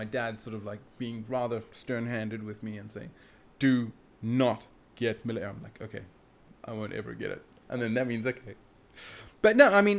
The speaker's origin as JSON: {"language": "English", "country": "South Africa", "said": "As a South African"}